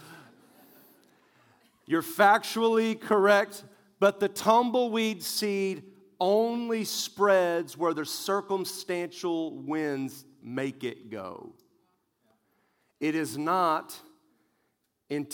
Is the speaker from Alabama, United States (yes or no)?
no; West Texas, United States; I grew up in West Texas where tumbleweeds are very normal